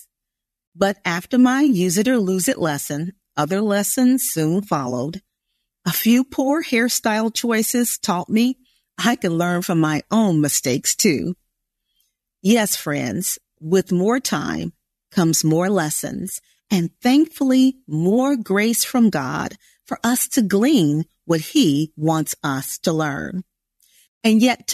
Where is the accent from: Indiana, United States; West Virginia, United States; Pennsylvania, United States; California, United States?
Indiana, United States; there really wasn't much need for Portuguese in Indiana, where I grew up